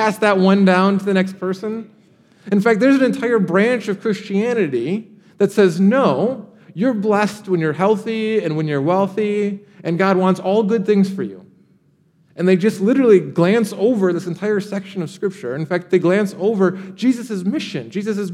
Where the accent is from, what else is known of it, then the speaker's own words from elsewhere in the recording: Michigan, United States; now in Austin, United States; I grew up in Michigan, and we have something called the Great Lakes.